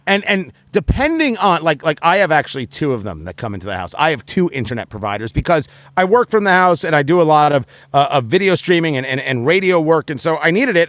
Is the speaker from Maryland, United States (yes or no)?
no; New Jersey, United States; moved away; I grew up in Jersey